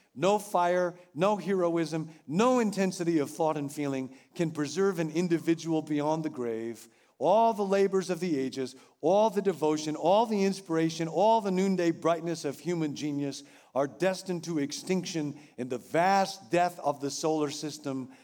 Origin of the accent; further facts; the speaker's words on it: Rockville, Illinois, United States; moved away; my hometown, Rockville, Illinois